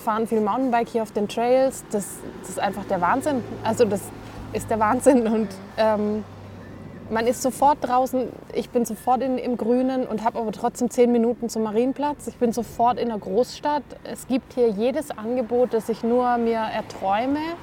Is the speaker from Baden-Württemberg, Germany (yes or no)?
yes; Stuttgart, Baden-Württemberg, Germany; moved away as an adult; now in Munich, Germany; ich komme ursprünglich aus dem Stuttgarter Raum